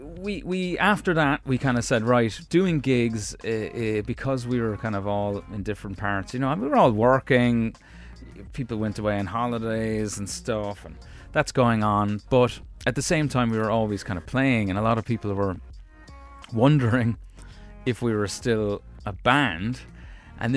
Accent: United States; born there; Maybe I am one, actually, because I was born in America.

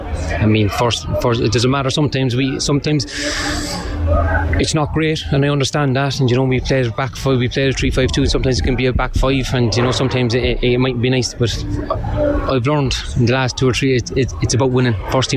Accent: Cork, Munster, Ireland; I'm from Cork

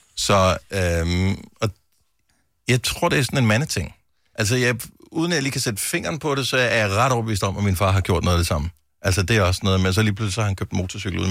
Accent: Denmark; Vi danskere

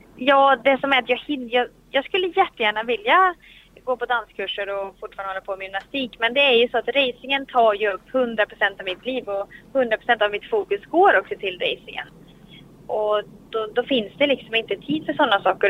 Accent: Sweden; här hemma i Sverige

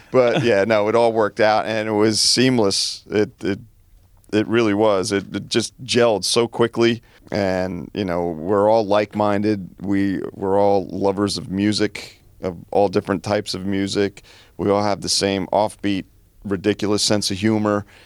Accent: New Jersey, United States; growing up in New Jersey

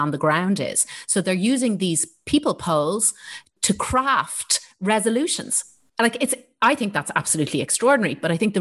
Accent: Ireland; our own identity as Irish people

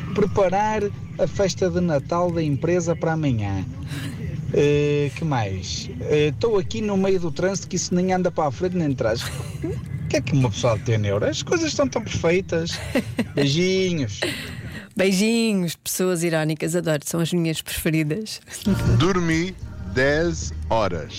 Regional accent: Vila Nova de Famalicão, Braga, Portugal; sou de Famalicão, estive em Lisboa, em trabalho

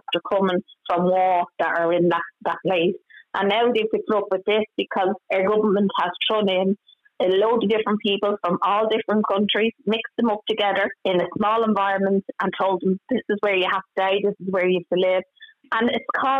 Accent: Ireland; We're Irish people

